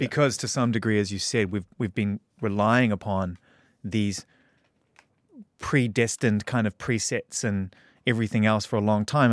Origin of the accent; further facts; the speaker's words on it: New Zealand; moved away; return to my home country